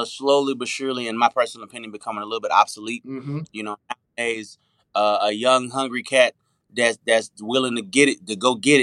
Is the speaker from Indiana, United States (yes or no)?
no; Las Vegas, Nevada, United States; moved away as an adult; also born or lived in Arkansas / Los Angeles; now in Atlanta, United States; I grew up in Las Vegas, so I'm a little bit city too